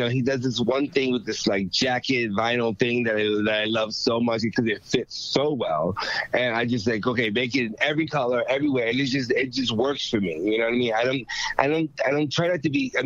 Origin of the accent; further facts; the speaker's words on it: Richmond, Virginia, United States; I was born and raised in Richmond, Virginia, Ooh. In Arico County